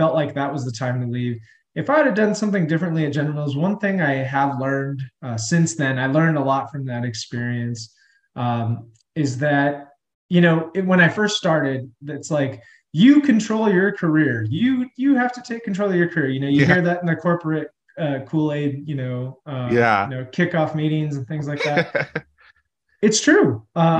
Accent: Albuquerque, New Mexico, United States; I'm still here in the Albuquerque, New Mexico area. I did leave for a little bit early in my career, but this is where I grew up

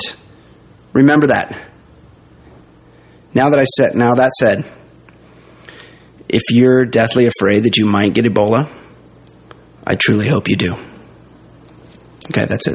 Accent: United States

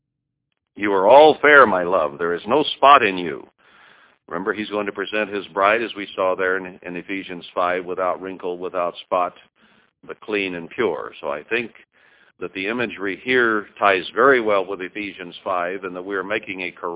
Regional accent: West Texas, United States; I grew up on West Texas water

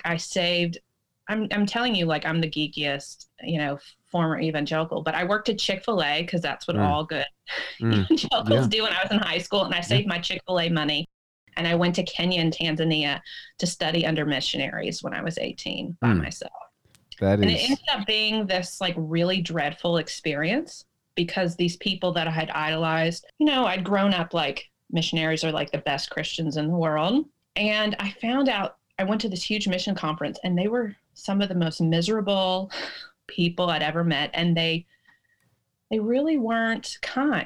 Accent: Tennessee, United States; moved away; also born or lived in Washington; I grew up in Tennessee

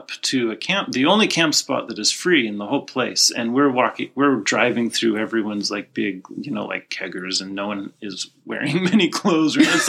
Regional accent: Utah, United States; now in California, United States; I'm not from California.

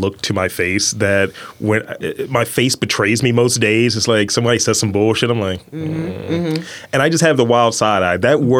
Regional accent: Baltimore, Maryland, United States; we're all from Baltimore.

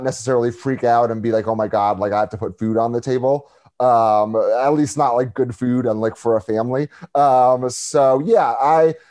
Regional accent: Washington, District of Columbia, United States; moved away as an adult; now in Chicago, United States; I'm from D.C., born and raised in Washington, D.C. So I moved to Chicago in 2018.

